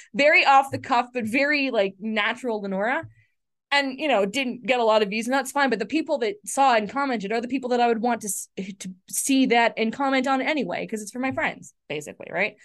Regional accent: Canada; I'm Canadian

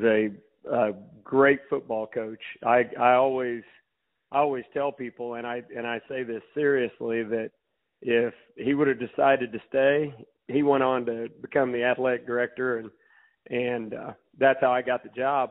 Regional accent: Macon, Missouri, United States; I grew up in Macon, Missouri

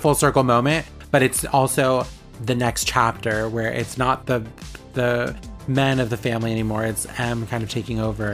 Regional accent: Vallejo, California, United States; …'s from my hometown

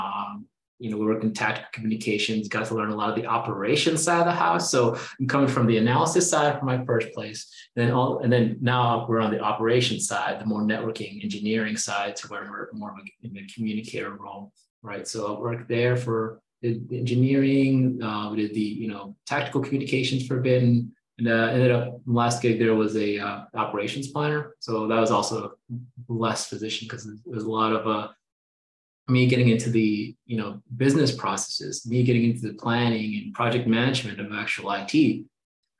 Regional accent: Minneapolis, Minnesota, United States; I'm originally from Minneapolis, Minnesota area

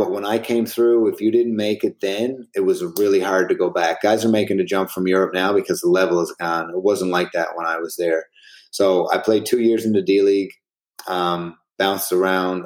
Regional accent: St. John's, Newfoundland and Labrador, Canada; moved away as an adult; Then I came back to St. John's, and I finished out my career in Canada

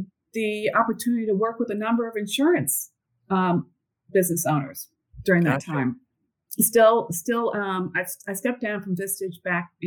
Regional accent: Northeast, United States; moved away as an adult; also born or lived in Atlanta, Georgia; I grew up in the Northeast and went to Babson College

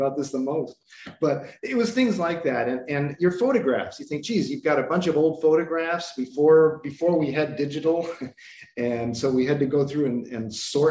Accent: Chicago, Illinois, United States; moved away as an adult; also born or lived in Cleveland, Ohio / Philadelphia; I was born in Cleveland and mostly raised in Chicago

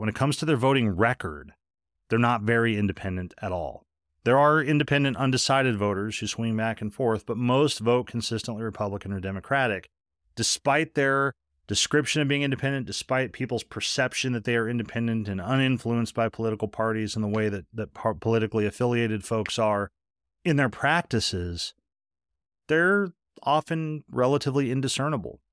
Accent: United States; most of us Americans

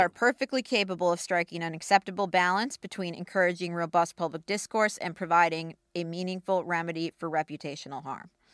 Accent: Minneapolis, Minnesota, United States; my hometown paper, the Star

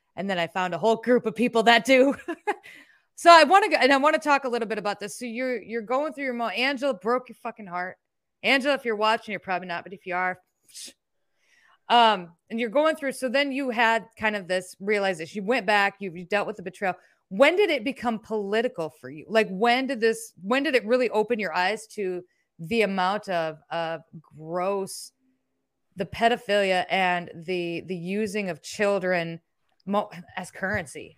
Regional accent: Iowa, United States; I'm from Iowa

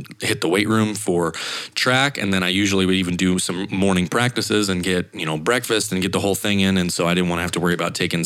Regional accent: Idaho, United States; moved away as an adult; also born or lived in Montana; I had another ESPN affiliate internship back in Idaho in my hometown.

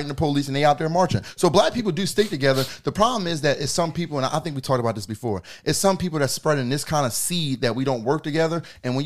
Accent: Jamaica; I'm Jamaican, so my Jamaican people, we stick together

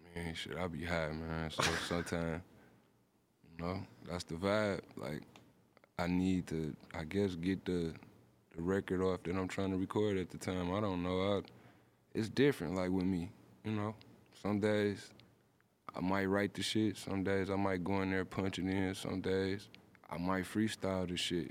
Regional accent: Detroit, Michigan, United States; I'm from Detroit

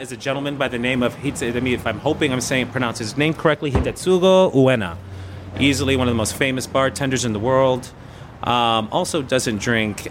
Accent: New York City, New York, United States; I grew up in the South Bronx

